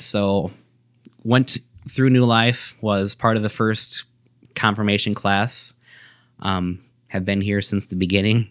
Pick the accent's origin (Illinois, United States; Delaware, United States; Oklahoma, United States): Illinois, United States; Sterling; I was born here in Sterling, Illinois, C G H Medical Center